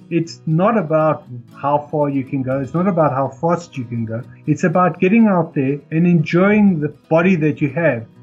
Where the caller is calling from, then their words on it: South Africa; i'm in south africa